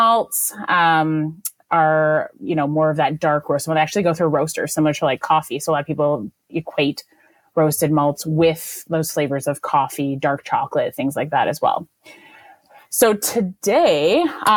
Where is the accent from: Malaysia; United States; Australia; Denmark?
Malaysia; moved away; I grew up in Asia, and I grew up in Malaysia